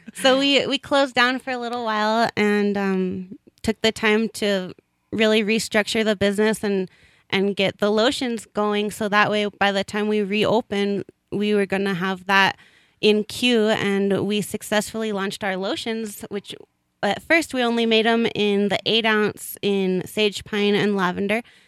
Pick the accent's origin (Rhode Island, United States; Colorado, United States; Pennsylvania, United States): Colorado, United States; I grew up in Colorado